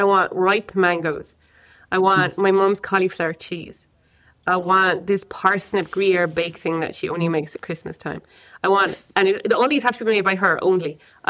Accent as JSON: {"language": "English", "country": "Ireland", "said": "because I'm Irish."}